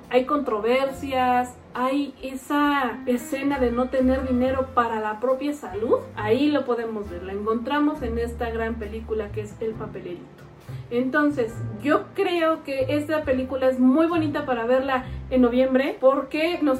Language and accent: Spanish; Mexico; seguimos con los mismos vicios como sociedad mexicana.